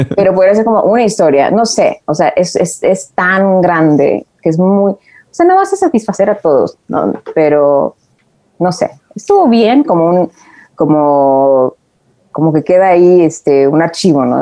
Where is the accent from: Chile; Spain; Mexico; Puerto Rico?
Mexico; Tijuana, Baja California; also born or lived in Mexico City; now in Los Angeles, United States; yo vivía en Tijuana